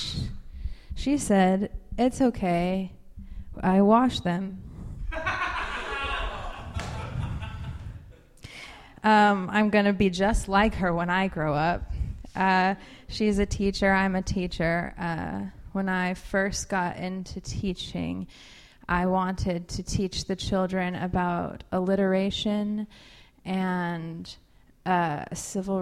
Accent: Portland, Oregon, United States; now in New Orleans, United States; I'm originally from Portland

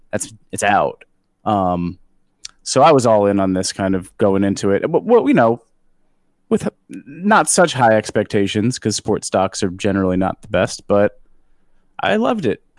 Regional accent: New York, United States; I'm from New York

